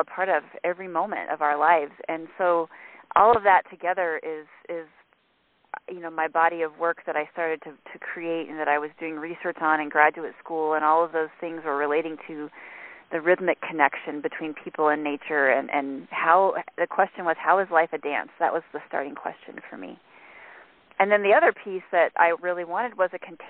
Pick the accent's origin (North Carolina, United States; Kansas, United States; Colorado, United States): Colorado, United States; I grew up in the Rocky Mountains hiking and camping